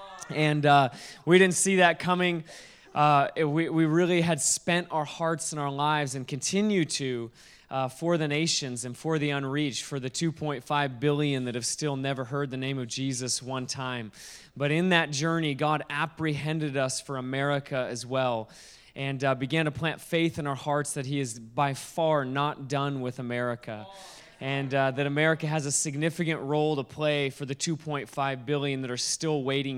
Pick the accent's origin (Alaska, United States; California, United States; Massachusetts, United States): Alaska, United States; now in Kona, United States; I live in Kona, Hawaii. I'm originally from Alaska